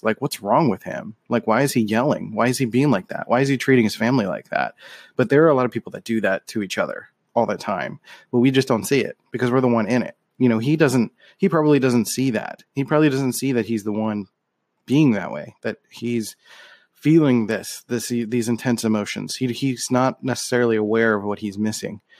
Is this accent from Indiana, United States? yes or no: no; Philadelphia, Pennsylvania, United States; I grew up in Philadelphia